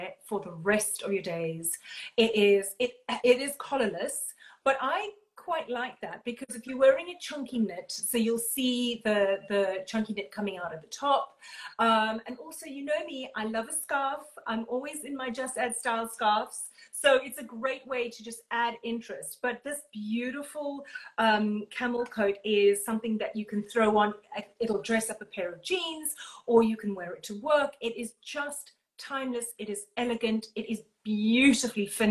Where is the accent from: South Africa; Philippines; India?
South Africa; Durban, KwaZulu-Natal; moved away as an adult; now in United Kingdom; I come from Durban.